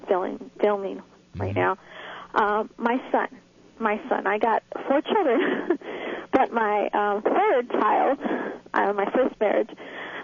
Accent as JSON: {"language": "English", "town": "Los Angeles", "region": "California", "country": "United States", "moved": "yes", "lives_now": "Dallas, United States", "said": "I'm from California. I'm now in Dallas, but I'm an LA girl"}